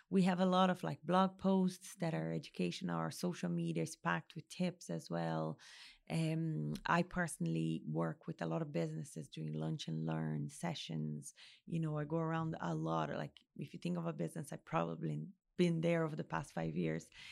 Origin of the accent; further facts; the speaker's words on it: Brazil; now in Ireland; Brazil, my home country